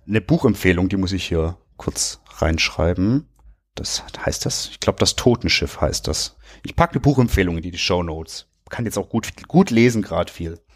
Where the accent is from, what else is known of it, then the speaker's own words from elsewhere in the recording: Germany; wir sind halt in Deutschland geboren